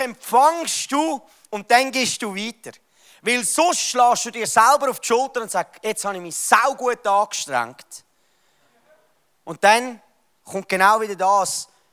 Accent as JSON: {"language": "German", "country": "Switzerland", "said": "wir als Schweizer"}